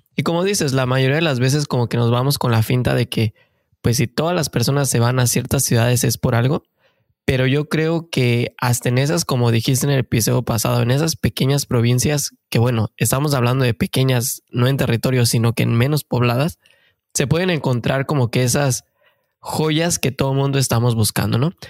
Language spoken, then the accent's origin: Spanish; Mexico; moved away as an adult; now in Canada; somos mexicanos de corazón que venimos en busca del famosísimo sueño canadiense